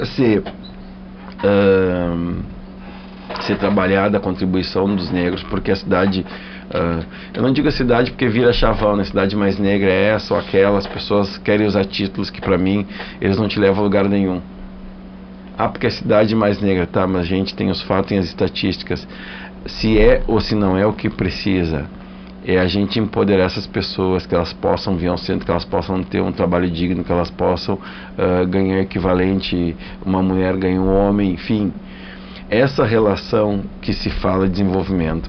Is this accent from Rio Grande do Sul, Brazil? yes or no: yes; Rio Grande do Sul, Brazil; eu sou gaúcho